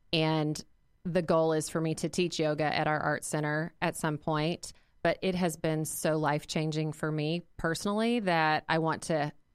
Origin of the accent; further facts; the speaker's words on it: Arkansas, United States; now in Indianapolis, United States; I am not originally from Indianapolis. I've been here 23 years, moved here from Arkansas, so I'm a Razorback fan.